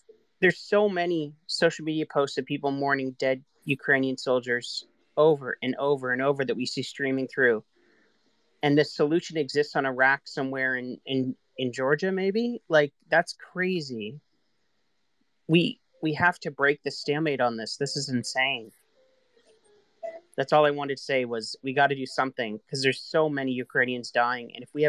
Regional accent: Canada; I'm Canadian

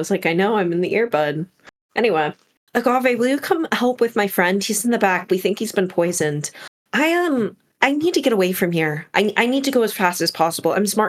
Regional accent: Portland, Oregon, United States; I was born and raised in the Pacific Northwest in Portland

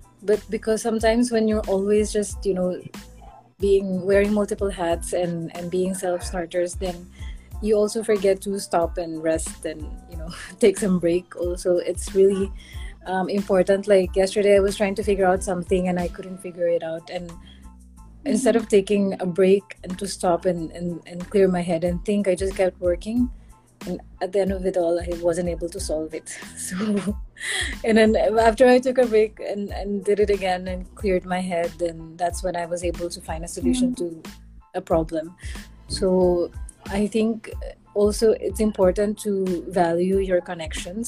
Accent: Philippines; I'm just from the Philippines

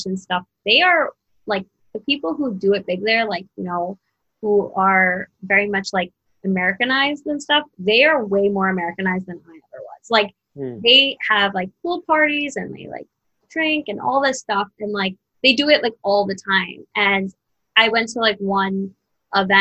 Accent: New Jersey, United States; moved away; also born or lived in Brooklyn; I grew up in New Jersey

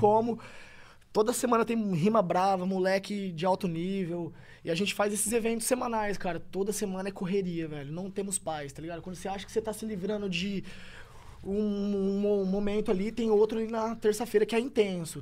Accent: Tupã, São Paulo, Brazil; moved away as an adult; Tupã é minha cidade natal

